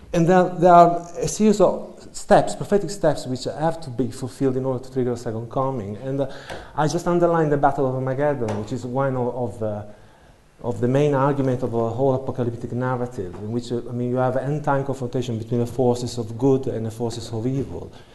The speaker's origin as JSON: {"language": "English", "country": "Italy", "moved": "as an adult", "lives_now": "United Kingdom", "said": "I come from Italy"}